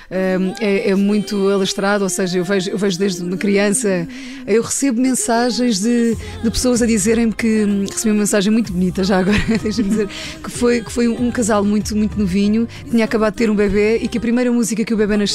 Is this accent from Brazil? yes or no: no; Ribatejo, Portugal; born there; Então, o meu irmão nasceu em Paredes eu nasci no Ribatejo